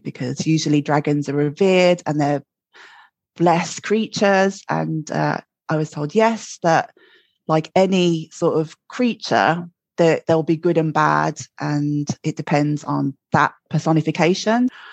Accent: Birmingham, West Midlands, United Kingdom; now in Glasgow, United Kingdom; I'm in Glasgow, but I'm from Birmingham, as you can probably tell from my accent. And uh, born and bred in Birmingham, I grew up with uh, my parents, Ron and Jean

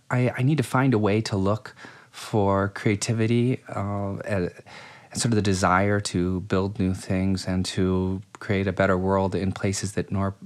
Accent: Akron, Ohio, United States; moved away as an adult; now in New York, United States; I'm from Akron, Ohio.

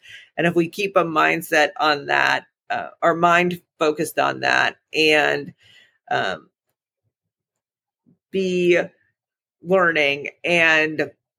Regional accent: Birmingham, Alabama, United States; now in Dayton, United States; I came from Birmingham, Alabama. It is very, the conversation around race in Birmingham is very different than it is in Dayton, Ohio.

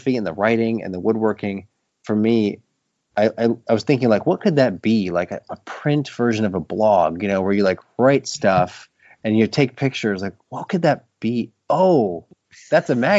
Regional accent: Appleton, Wisconsin, United States; now in Maine, United States; I grew up in Appleton, Wisconsin.

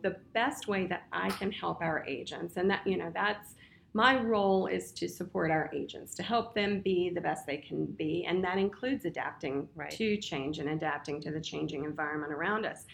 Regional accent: Winchester, Virginia, United States; Born and raised in Winchester, Virginia

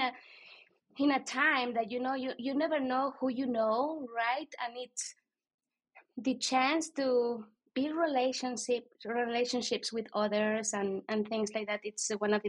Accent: Guatemala; accent: Latino; moved away; I'm from Guatemala.

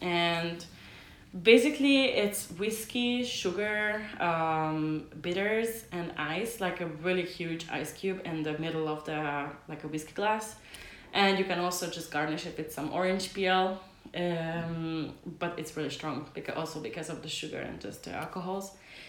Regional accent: Hungary; now in Denmark

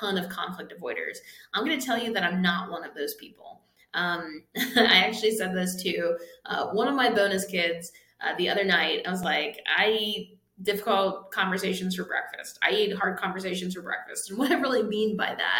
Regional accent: Pittsburgh, Pennsylvania, United States; I'm from Pittsburgh area

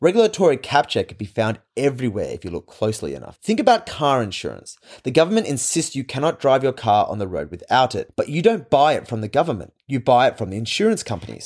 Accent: Australia; As an Australian, I am part of the Commonwealth

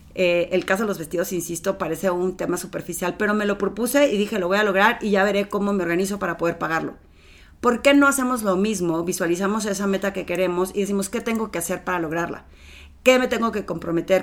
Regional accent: Torreón, Coahuila, Mexico; moved away as an adult; now in Mexico City, Mexico; ya tenía trabajo en Torreón, en una ciudad pequeñita donde todo el mundo me conocía

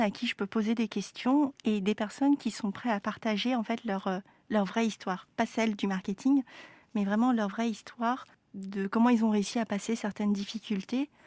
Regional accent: France; moved away as an adult; also born or lived in Vancouver; je suis née en France de parents en fait qui sont venus avec la guerre

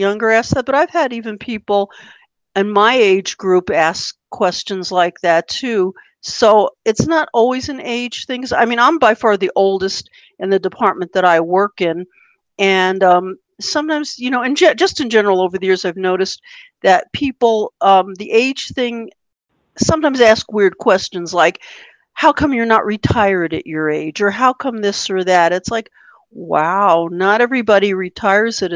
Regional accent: United States; I was born in America. I'm an American.

